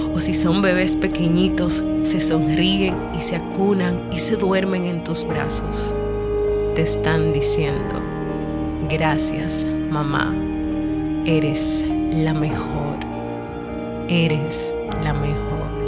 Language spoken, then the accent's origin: Spanish; Dominican Republic; En mi país, República Dominicana